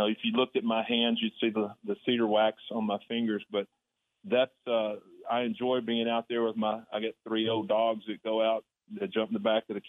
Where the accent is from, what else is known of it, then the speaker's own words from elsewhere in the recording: Texas, United States; And as a little boy growing up in Texas, you know, I wanted to be a Longhorn.